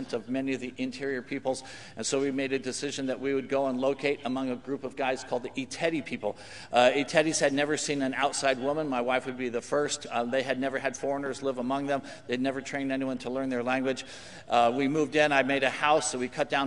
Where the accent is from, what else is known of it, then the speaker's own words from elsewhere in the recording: California, United States; also born or lived in Papua New Guinea; I'm from California